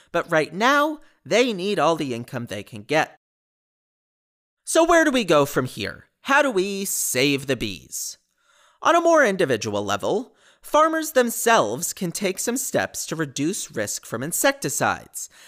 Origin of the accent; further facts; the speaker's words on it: New Jersey, United States; I'm from New Jersey. I work in consulting and I'm engaged to my wonderful fiance.